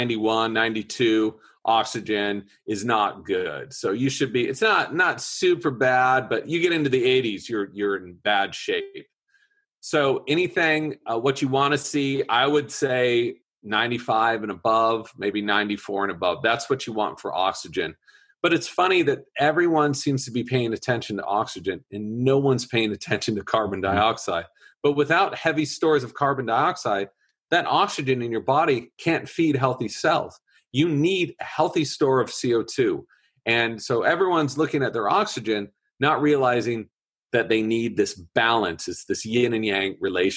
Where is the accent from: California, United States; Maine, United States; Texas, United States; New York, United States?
California, United States; Orange County; moved away as an adult; now in San Francisco, United States; I grew up in Orange County, behind the Orange Curtain